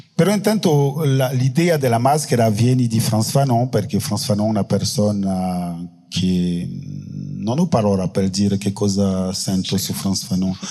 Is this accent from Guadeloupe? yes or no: yes; Guadeloupe; Italian is a second language; also born or lived in France; io sono della Guadalupe